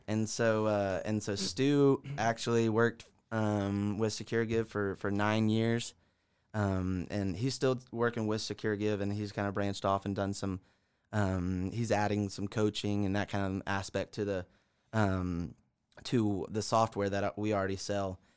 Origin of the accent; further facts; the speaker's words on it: Augusta, Georgia, United States; also born or lived in South Carolina; born and raised in Augusta.